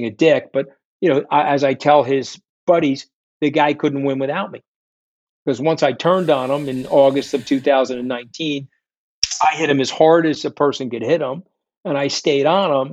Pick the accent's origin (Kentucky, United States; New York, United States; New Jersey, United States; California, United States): New York, United States; I'm a New Yorker